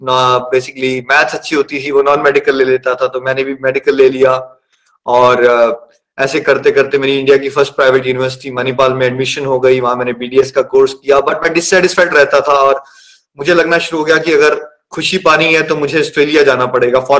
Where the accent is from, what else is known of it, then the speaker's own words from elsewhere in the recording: Chamba, Himachal Pradesh, India; born there; मैं चंबा में 1981 में पैदा हुआ मिडिल क्लास फैमिली है